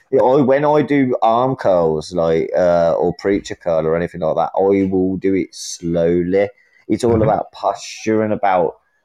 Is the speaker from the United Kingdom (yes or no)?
yes; England, United Kingdom; But I'm from England. Yeah, of course. I don't mean to hurt your feelings and that with the way I speak. I'm from England.